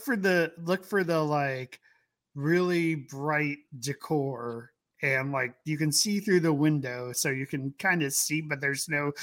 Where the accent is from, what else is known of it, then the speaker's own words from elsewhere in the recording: New York, United States; Where are you visiting from? Like, from New York. And the guys turned next to me like, "You're from New York?" I'm like, "Yeah."